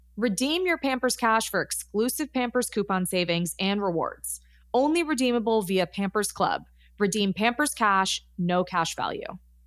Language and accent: English; Los Angeles, California, United States; born and raised in Los Angeles